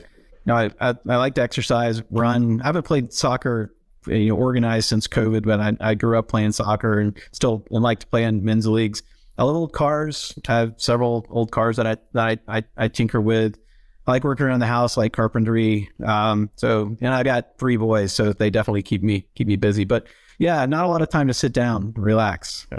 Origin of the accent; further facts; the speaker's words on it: Atlanta, Georgia, United States; moved away as an adult; also born or lived in Tennessee; I grew up in the Atlanta area and suburbs of, of Atlanta, Georgia